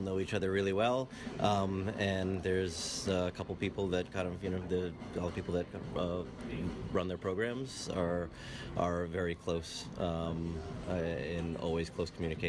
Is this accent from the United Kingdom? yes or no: no; Boston, Massachusetts, United States; now in Boston, United States; I am from Boston, Massachusetts.